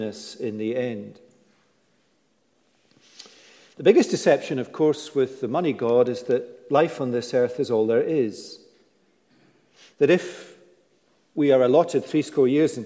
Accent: United Kingdom; we're British

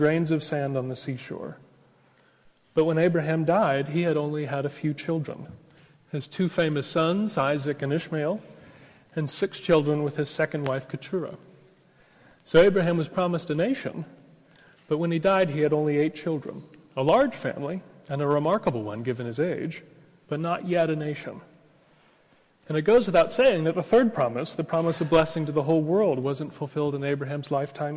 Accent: United States; accent: American; now in Oxford, United Kingdom; I'm an American

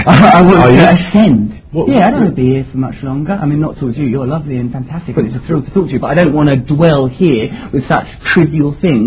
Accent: Essex, East of England, United Kingdom; I myself was seduced by it growing up in Essex and thought, oh yes, I want to be famous.

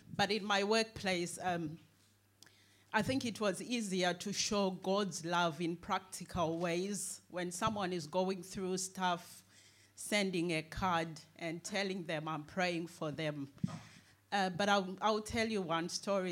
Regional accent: Zimbabwe; now in United Kingdom; I was born in Zimbabwe

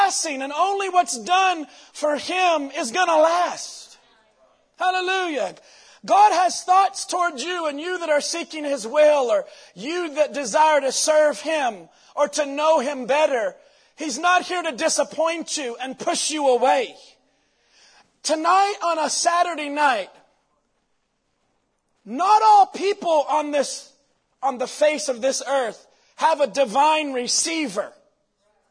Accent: Jeffersonville, Indiana, United States; born and raised in Jeffersonville

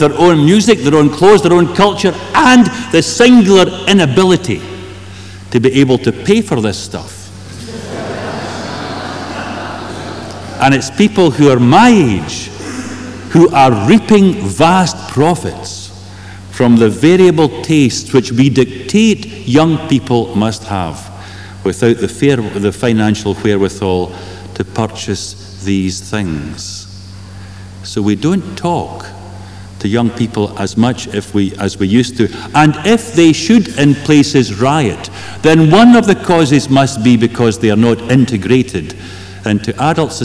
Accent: Kilmarnock, Scotland, United Kingdom; moved away; my hometown of Kilmarnock

